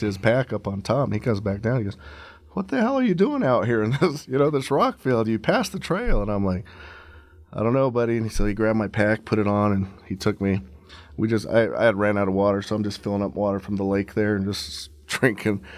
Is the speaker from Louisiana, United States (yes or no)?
no; Leadville, Colorado, United States; I'm originally from Leadville, Colorado